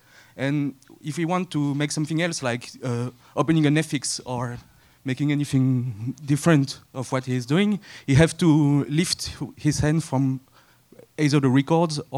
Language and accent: English; Belgium; We are a band from Belgium